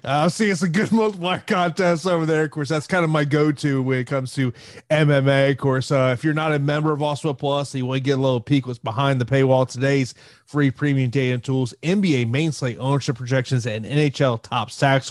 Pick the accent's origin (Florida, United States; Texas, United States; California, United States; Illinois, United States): Florida, United States; my home state of Florida